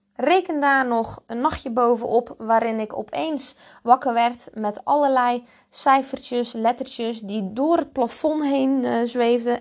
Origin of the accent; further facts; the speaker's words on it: Zeelandic Flanders, Netherlands; accent: rolling R and hard G; moved away as an adult; also born or lived in Breda, Netherlands; now in Ibiza, Spain; ik ben dus geboren en getogen in Zeeuws-Vlaanderen. En daar komt die lekkere rollende R en die harde G vandaan.